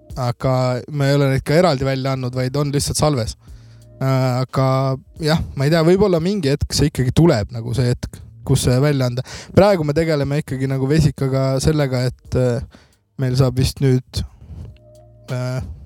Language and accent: Estonian; Kadrina, Lääne-Viru County, Estonia; ma olen Kadrinast pärit